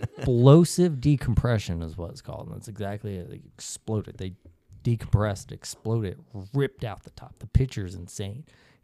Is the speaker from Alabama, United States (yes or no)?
yes; Alabama, United States; So I grew up in Alabama. I'm against guns.